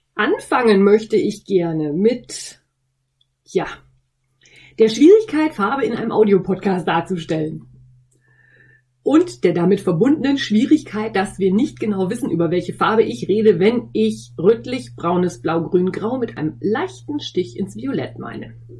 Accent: North Rhine-Westphalia, Germany; accent: East Westphalian; ich komme aus Ostwestfalen. Und ein G in Ostwestfalen wird ganz schnell mal zum CH

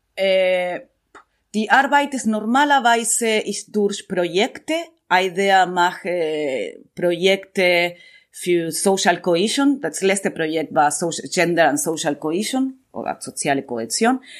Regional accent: Buenos Aires, Argentina; German is a second language; moved away; also born or lived in Amman, Jordan / Berlin; ich komme aus Buenos Aires

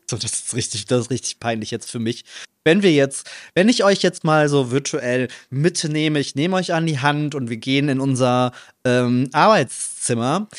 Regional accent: Trier, Rhineland-Palatinate, Germany; now in Cologne, Germany; in meiner Heimatstadt

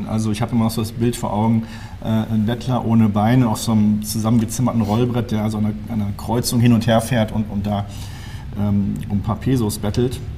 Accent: Münster, North Rhine-Westphalia, Germany; born there; now in Bergisch Gladbach, Germany; Und ich kam ja gebürtig aus Münster, wo wir, jetzt wieder auf Platz 1 ganz vorne.

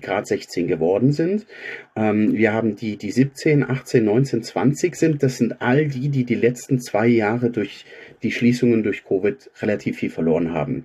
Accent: Augsburg, Bavaria, Germany; Ich bin gebürtiger Augsburger

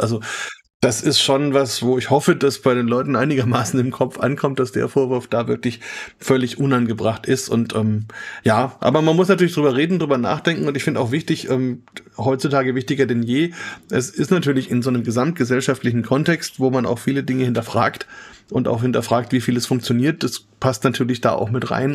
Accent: Germany; bei uns in Deutschland

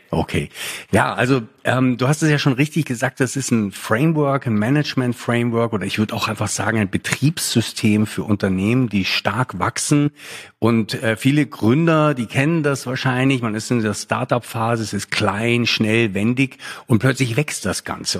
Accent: Lake Starnberg, Bavaria, Germany; also born or lived in Munich; now in Berlin, Germany; Ich bin hier in, am Starnberger See aufgewachsen

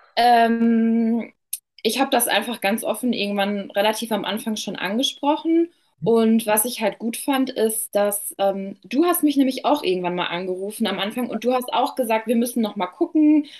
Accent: near Dortmund, North Rhine-Westphalia, Germany; komme aus der Nähe von Dortmund

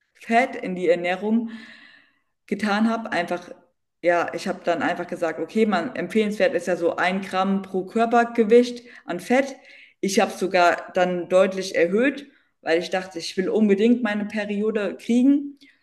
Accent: Bensheim, Hesse, Germany; ich komme aus dem, aus dem Südhessen, aus so einer kleinen Stadt, aus B B B Bernsheim, ist aus der Nähe von Darmstadt, zwischen Darmstadt und Heidelberg.

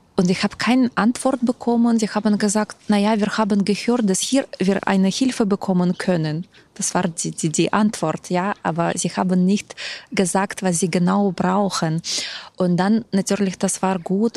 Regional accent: Ukraine; German is a second language; now in Berlin, Germany; aber bin ursprünglich selbst aus der Ukraine

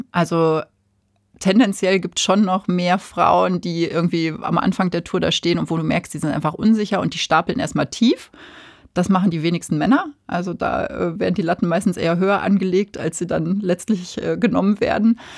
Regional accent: Ruhr area, North Rhine-Westphalia, Germany; also born or lived in Münster / Hamburg / Chiemgau / Allgäu; now in Bavaria, Germany; weil ich bin ja im Ruhrgebiet geboren

